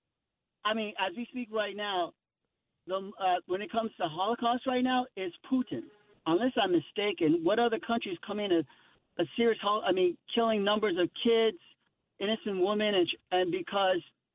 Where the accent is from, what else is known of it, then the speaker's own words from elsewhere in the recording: Boston, Massachusetts, United States; also born or lived in Iran; I'm from Boston and I was born in Iran, but I was pretty much raised here